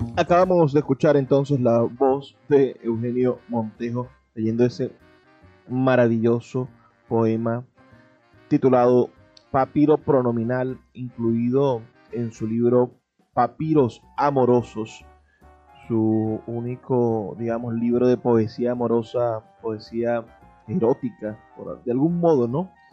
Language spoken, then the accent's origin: Spanish; Venezuela; lo que somos como venezolanos